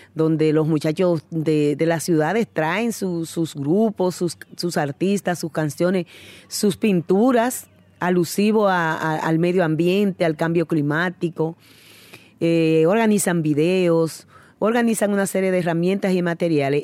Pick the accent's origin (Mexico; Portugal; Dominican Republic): Dominican Republic; yo soy de República Dominicana.